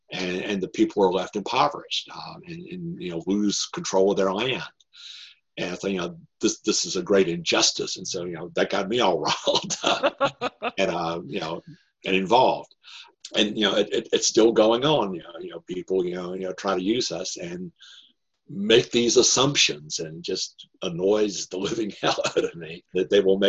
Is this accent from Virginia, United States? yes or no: yes; Norfolk, Virginia, United States; my relatives, you know, when I was a kid, made fun of me because I grew up in Norfolk, Virginia, which is a Navy town.